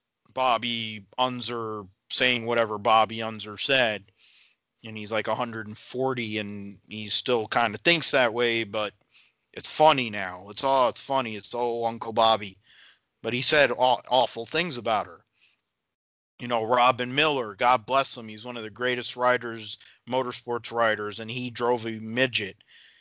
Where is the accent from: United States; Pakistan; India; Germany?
India; Because I think about Narain Karthikeyan for me as an Indian guy, you know